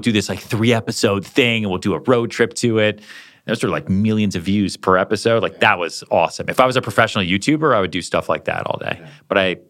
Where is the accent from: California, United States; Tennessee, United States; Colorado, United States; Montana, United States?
Colorado, United States; I'll do a house tour of the house that I grew up in Colorado, put my parents on camera